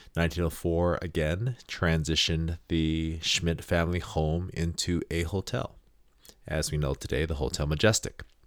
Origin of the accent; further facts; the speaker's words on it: Hawaii, United States; I am from Hawaii